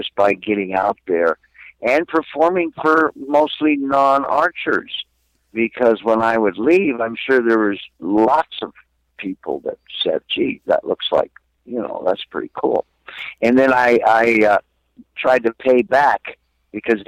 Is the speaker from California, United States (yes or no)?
yes; Glendale, California, United States; outside of Glendale, my hometown that I was born and raised in Southern California